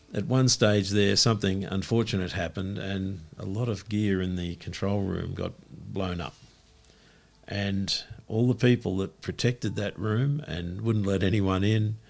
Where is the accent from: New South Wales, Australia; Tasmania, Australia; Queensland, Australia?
New South Wales, Australia; Sydney; I grew up in Paddington